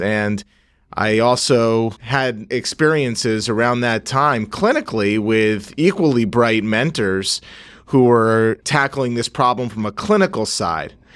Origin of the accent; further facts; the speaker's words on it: Northeast New Jersey, United States; moved away as an adult; I'm from Northeast New Jersey, born and raised